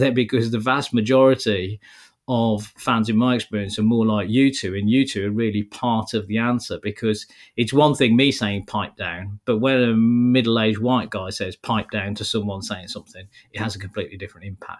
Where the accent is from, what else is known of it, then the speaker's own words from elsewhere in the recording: Wolverhampton, West Midlands, United Kingdom; I'm as is traditional for someone born and brought up in Wolverhampton, I'm a Man United fan.